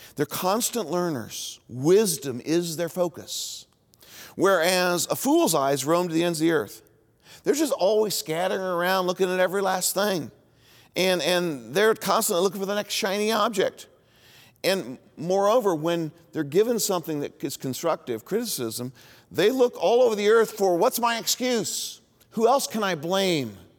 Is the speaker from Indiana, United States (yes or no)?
yes; Indianapolis, Indiana, United States; also born or lived in Bloomington, Indiana; where I grew up in Indianapolis